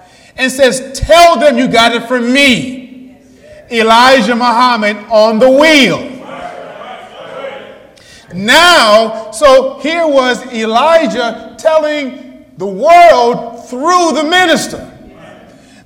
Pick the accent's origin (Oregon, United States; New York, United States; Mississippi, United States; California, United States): New York, United States; I'm from New York State